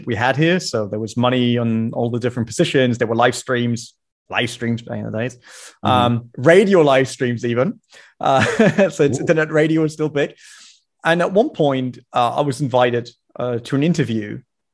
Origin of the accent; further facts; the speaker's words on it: Germany; accent: German; English is a second language; I grew up in Germany